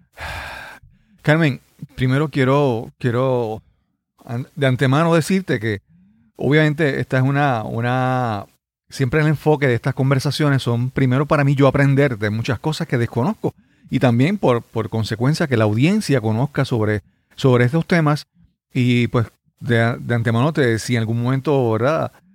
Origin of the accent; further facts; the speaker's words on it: Yabucoa, Puerto Rico; mi pueblo natal es, le, los equipos deportivos de mi pueblo le llaman los azucareros